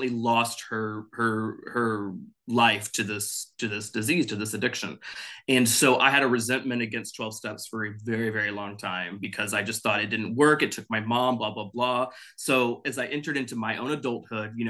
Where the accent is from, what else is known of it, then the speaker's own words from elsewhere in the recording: Dallas, Texas, United States; now in Los Angeles, United States; I'm originally from Texas, Dallas specifically, but I live in Los Angeles now.